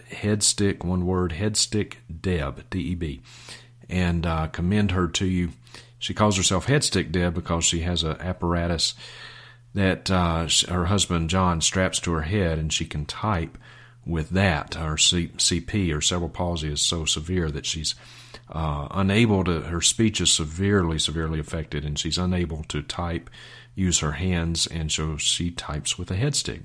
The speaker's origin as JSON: {"language": "English", "town": "Vicksburg", "region": "Mississippi", "country": "United States", "tie": "born or raised there", "said": "I was born and reared in Vicksburg, Mississippi"}